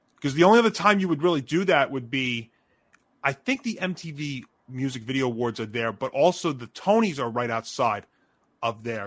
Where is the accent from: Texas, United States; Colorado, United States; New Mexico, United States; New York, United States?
New York, United States; Elmont; moved away as an adult; my hometown, where I used to, where I spent the first 25 years of my life